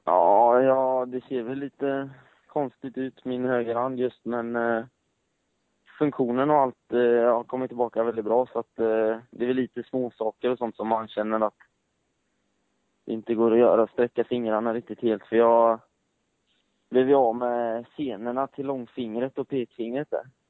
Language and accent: Swedish; Gothenburg, Västra Götaland, Sweden; Jag kommer från Göteborg